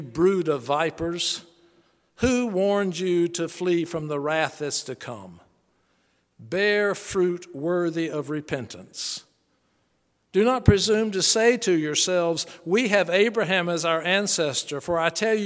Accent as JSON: {"language": "English", "town": "Charlotte", "region": "North Carolina", "country": "United States", "tie": "born or raised there"}